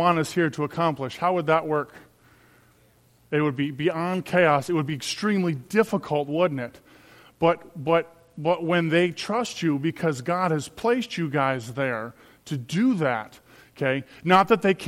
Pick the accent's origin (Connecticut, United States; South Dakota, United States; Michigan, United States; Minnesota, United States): Minnesota, United States; as Minnesotan Christians, by the way, as deer hunter Minnesotan Christians